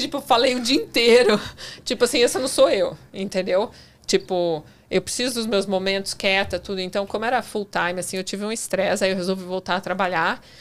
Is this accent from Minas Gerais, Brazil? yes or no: no; São Paulo, Brazil; moved away as an adult; also born or lived in Tampa, Florida / New York; eu nasci em São Paulo.